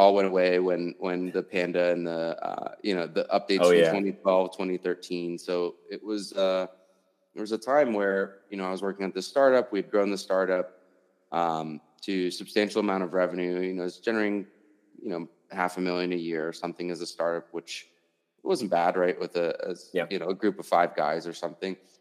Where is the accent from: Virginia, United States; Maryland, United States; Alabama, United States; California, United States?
Virginia, United States; Washington, D.C. area; now in Denver, United States; I'm originally from Virginia, Washington, D.C. area, which is like far east, right?